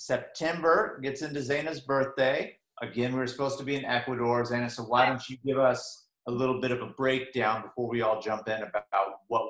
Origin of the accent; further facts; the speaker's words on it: Northern California, United States; We're from Northern California.